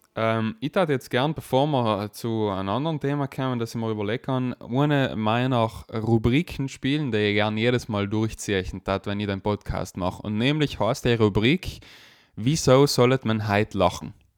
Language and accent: German; South Tyrol, Trentino-Alto Adige, Italy; bei uns in Südtirol